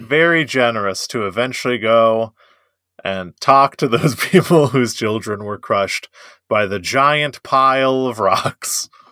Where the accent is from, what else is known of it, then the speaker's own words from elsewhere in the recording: United States; I'm an American.